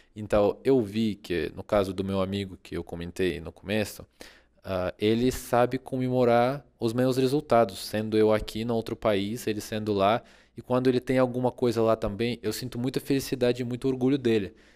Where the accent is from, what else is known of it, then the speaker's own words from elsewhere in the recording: Russia; Portuguese is a second language; moved away as an adult; now in Brazil; eu me mudei da Rússia para o Brasil